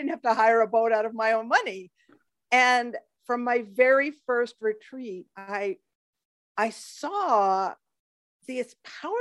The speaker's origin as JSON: {"language": "English", "region": "Pacific Northwest", "country": "United States", "tie": "born or raised there", "moved": "as an adult", "lives_now": "Panama", "said": "I grew up in the Pacific Northwest on the water, boating with my family, watching orca whales."}